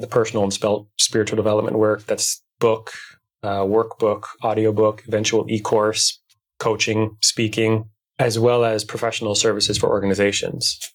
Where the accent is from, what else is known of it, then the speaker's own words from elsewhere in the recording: Minnesota, United States; I'm from Minnesota, right? We're in the Midwest. And even though I'm in the Twin Cities